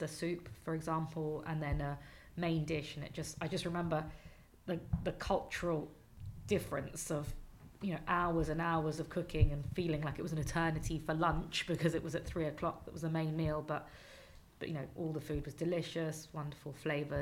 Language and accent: English; London, United Kingdom; my mother is Mexican and my father was English, so I grew up in London